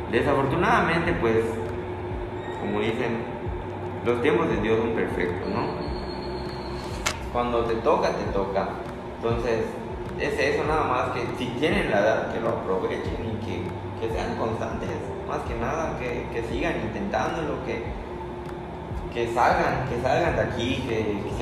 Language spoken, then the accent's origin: Spanish; Valladolid, Yucatán, Mexico; no quedarme acá en Valladolid porque ah, soy la estrellita de Valladolid